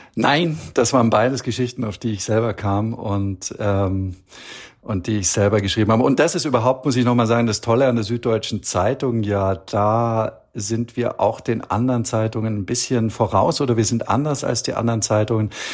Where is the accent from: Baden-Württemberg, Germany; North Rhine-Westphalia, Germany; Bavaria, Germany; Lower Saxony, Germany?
Bavaria, Germany; Allgäu; moved away as an adult; also born or lived in Istanbul / Beijing; now in Copenhagen, Denmark; im Allgäu, wo ich herkomme, bei den anderen Großeltern